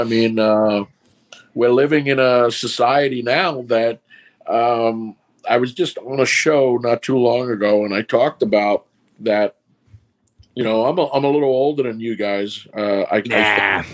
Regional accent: New York City, New York, United States; accent: New York; also born or lived in Brooklyn; Born in Brooklyn, raised in Queens, New York City.

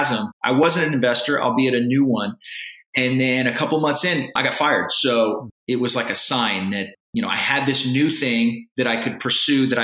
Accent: San Antonio, Texas, United States; I was born and raised in San Antonio, Texas. I still live here

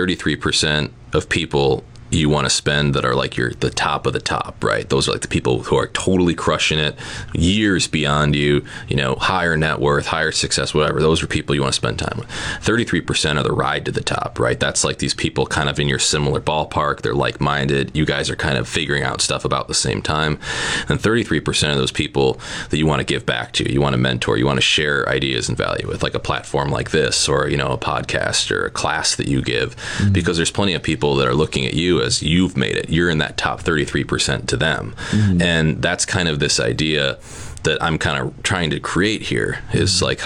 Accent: Neenah, Wisconsin, United States; I took a job back home where I grew up in Neenah.

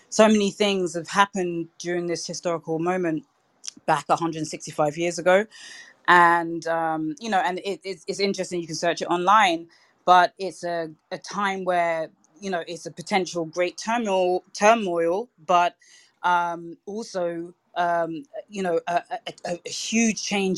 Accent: United Kingdom; now in New York, United States; And so as a Brit in New York, like the first thing I was thinking was I have absolutely no clue when it comes to guns. It's not a culture that we have in the UK.

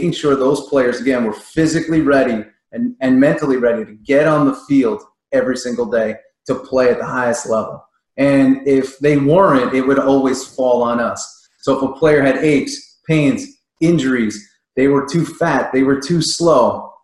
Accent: New York, United States; being a kid growing up in New York

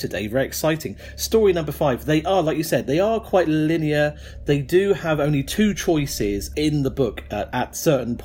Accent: Falmouth, South West England, United Kingdom; this is my hometown of Falmouth

